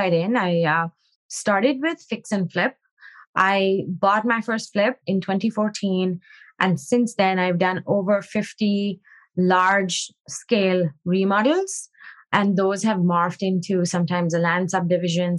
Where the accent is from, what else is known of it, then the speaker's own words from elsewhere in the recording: India; moved away as an adult; now in United States; I grew up in India and I moved here about 15 years ago